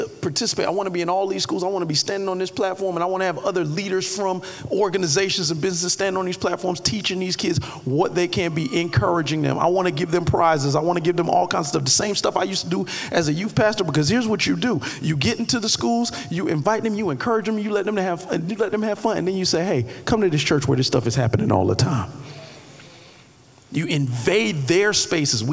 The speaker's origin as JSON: {"language": "English", "town": "Miami Gardens", "region": "Florida", "country": "United States", "tie": "born or raised there", "moved": "yes", "said": "When I was growing up in Carroll City"}